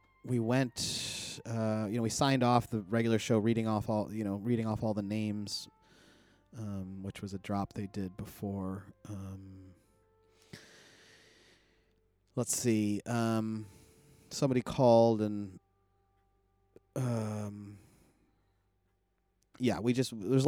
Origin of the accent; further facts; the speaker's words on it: Buffalo, New York, United States; I'm from Buffalo.